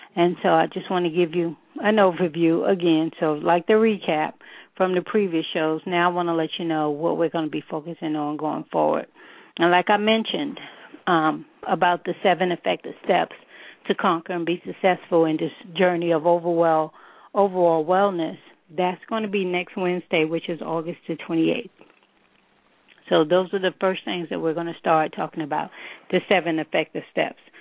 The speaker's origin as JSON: {"language": "English", "town": "New York City", "region": "New York", "country": "United States", "tie": "born or raised there", "said": "a native New Yorker"}